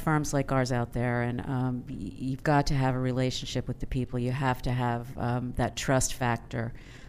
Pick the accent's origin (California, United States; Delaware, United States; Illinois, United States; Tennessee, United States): Delaware, United States; Wilmington; Wilmington, Delaware.